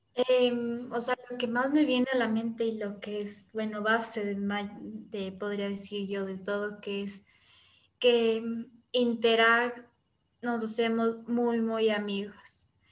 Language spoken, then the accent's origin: Spanish; Quito, Pichincha, Ecuador; nos formamos aquí en Quito, precisamente en el Valle de los Chillos